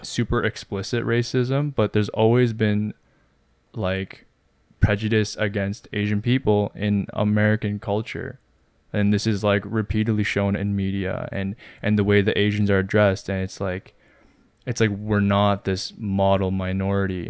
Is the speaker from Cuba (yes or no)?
no; Canada; growing up in Canada as Koreans